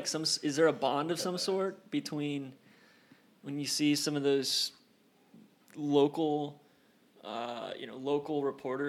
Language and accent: English; Atlanta, Georgia, United States; also born or lived in Toronto, Canada; now in Boston, United States; I grew up in Atlanta. And in 95, we lived in Toronto.